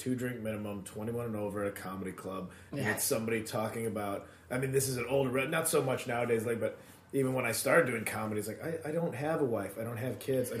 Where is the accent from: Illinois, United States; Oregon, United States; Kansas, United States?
Illinois, United States; Addison; Chicagoland area, suburbs.